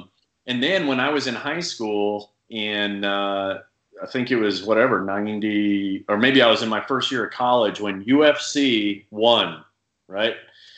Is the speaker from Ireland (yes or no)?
no; Saudi Arabia; Was like the only thing available where I grew up overseas in Saudi